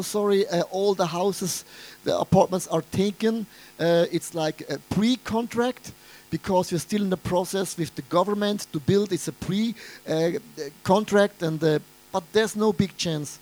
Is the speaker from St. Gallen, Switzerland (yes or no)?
yes; Buch, St. Gallen, Switzerland; English is a second language; moved away; also born or lived in Zurich / Wallisellen; since I'm a little boy, I'm coming from Buch St. Gallen